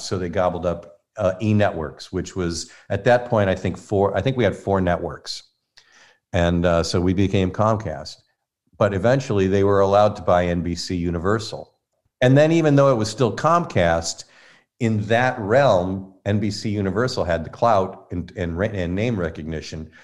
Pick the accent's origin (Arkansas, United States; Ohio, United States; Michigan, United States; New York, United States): Michigan, United States; Inkster; also born or lived in Detroit; I grew up in Inkster, Michigan, so that's West Side